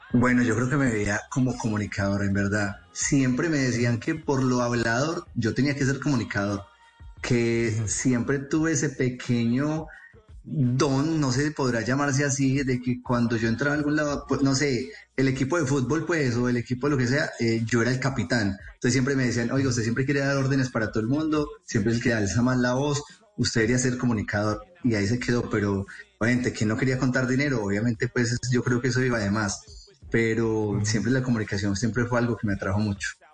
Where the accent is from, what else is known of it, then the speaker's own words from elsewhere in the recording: Bogotá, Colombia; moved away as an adult; now in New York, United States; soy criado y nacido en la ciudad de Bogotá